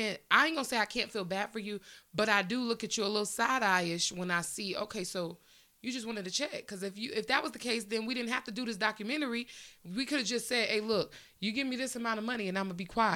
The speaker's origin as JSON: {"language": "English", "area": "Long Island", "region": "New York", "country": "United States", "tie": "born or raised there", "said": "he's from my hometown."}